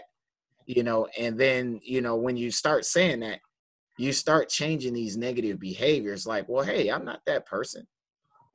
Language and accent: English; Detroit, Michigan, United States; I'm from Detroit, Michigan